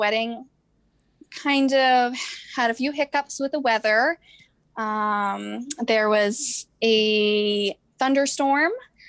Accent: Boston, Massachusetts, United States; I'm 27 and from the Boston

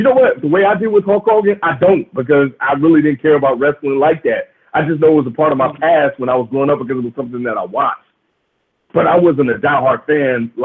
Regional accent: Mississippi, United States; I grew up in the South. I grew up in Mississippi

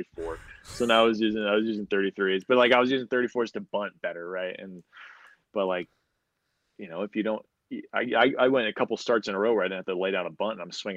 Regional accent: San Diego, California, United States; I was at home in front of my home crowd or my hometown crowd. So we were in San Diego

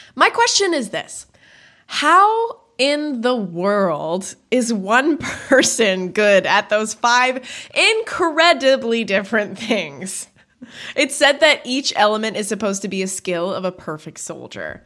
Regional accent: Canada; I know I say bag weird, I'm Canadian

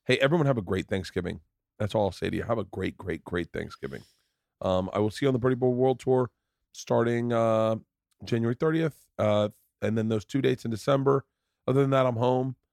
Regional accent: Florida, United States; I grew up in Florida

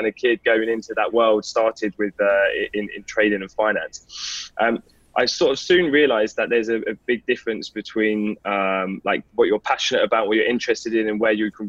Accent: London, United Kingdom; moved away; also born or lived in north of England; I was born and raised in London in a place called Enfield.

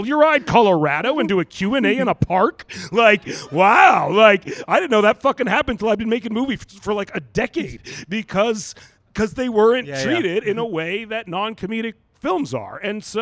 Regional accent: Vancouver, British Columbia, Canada; moved away as an adult; now in United States; I'm from Vancouver, British Columbia, which is one of the most like weed liberal cities in the world

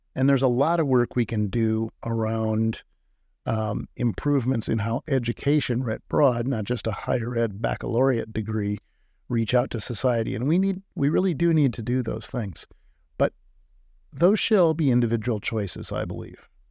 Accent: Illinois, United States; moved away; also born or lived in Iowa; growing up in Illinois, you're constantly taught about Lincoln at virtually every age.

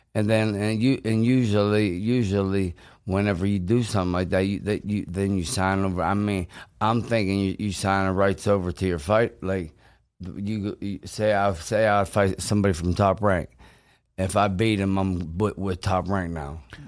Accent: Pittsburgh, Pennsylvania, United States; I'm from Pittsburgh. I, a lot of my fights b, was in Pittsburgh

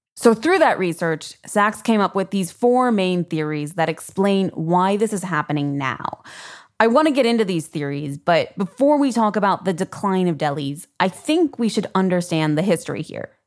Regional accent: Chicago, Illinois, United States; I'm from Chicago

